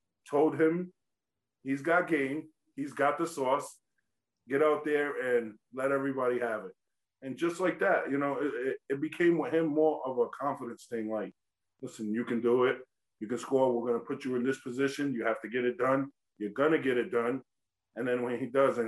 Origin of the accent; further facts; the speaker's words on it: East Coast, United States; also born or lived in Oklahoma; I come from the East Coast